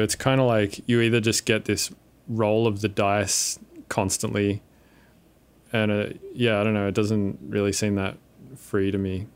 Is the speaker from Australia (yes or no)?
yes; Windsor, New South Wales, Australia; I grew up in Windsor, which is, like, just the worst place.